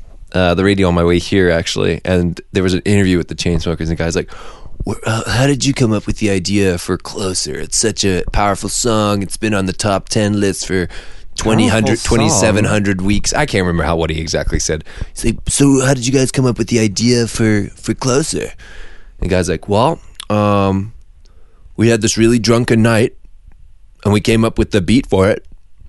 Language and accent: English; Vancouver, British Columbia, Canada; So we're from Vancouver. For those of you guys who don't know, Vancouver, beautiful British Columbia.